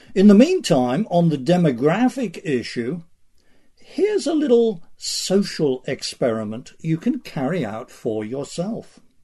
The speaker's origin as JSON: {"language": "English", "region": "England", "country": "United Kingdom", "tie": "born or raised there", "moved": "yes", "said": "I grew up in England before nineteen seventy-one"}